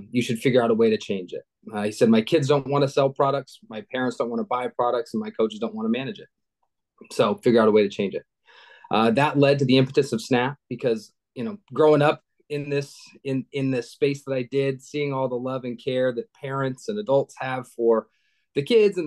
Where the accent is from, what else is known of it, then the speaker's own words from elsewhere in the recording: Seattle, Washington, United States; also born or lived in Pasco, Washington; I grew up in Seattle, born and raised